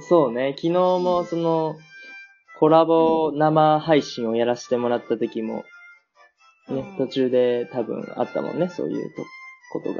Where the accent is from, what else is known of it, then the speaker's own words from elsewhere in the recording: Nagoya, Aichi, Japan; now in Germany; 僕ね、名古屋出身というか愛知県出身なんだけど